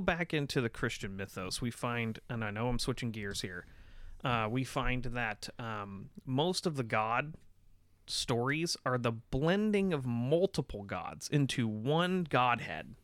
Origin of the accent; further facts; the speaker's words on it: United States; we're American.